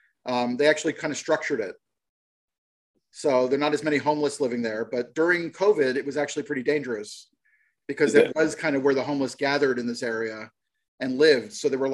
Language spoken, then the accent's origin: English; East Coast, United States; now in Los Angeles, United States; Because we're from the East Coast, we actually walk.